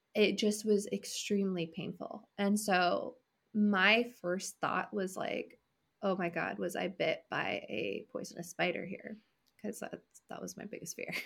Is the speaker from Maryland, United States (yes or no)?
no; California, United States; moved away as an adult; also born or lived in Washington State; I'm from California originally